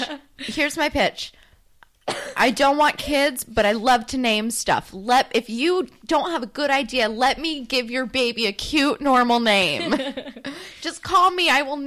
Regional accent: New Jersey, United States; I'm from New Jersey.

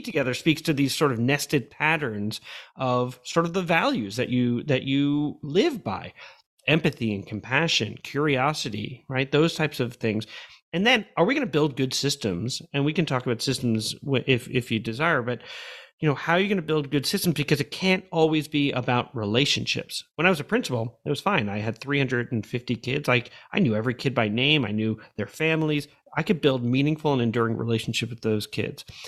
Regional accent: New York, United States; moved away as an adult; also born or lived in Madrid, Spain / Oakland, California / Missouri; I grew up in New York, but I really grew up as an adult

